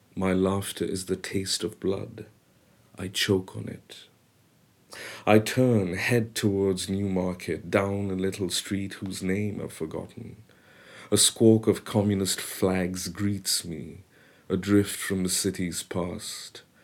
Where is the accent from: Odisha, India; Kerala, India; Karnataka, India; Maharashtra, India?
Maharashtra, India; Mumbai; first language Bengali; English is a second language; moved away as an adult; also born or lived in Kolkata, India / United States; now in London, United Kingdom; I spent the next years, eight years in Bombay